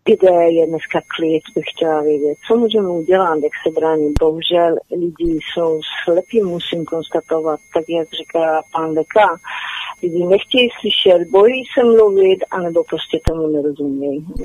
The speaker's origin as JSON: {"language": "Czech", "country": "Poland", "also_born_or_lived": "Czech Republic", "moved": "yes", "lives_now": "United Kingdom", "said": "Já pocházím z Polska, žila jsem hodně dlouho v Čechách"}